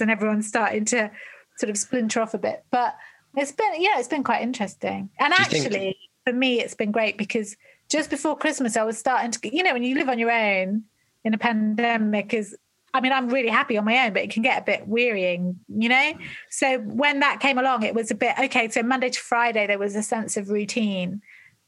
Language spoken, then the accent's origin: English; England, United Kingdom; also born or lived in London; we're all English people